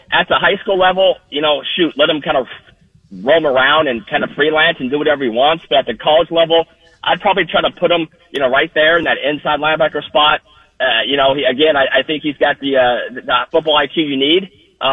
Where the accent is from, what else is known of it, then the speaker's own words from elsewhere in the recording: Southern California, United States; I'm from Southern California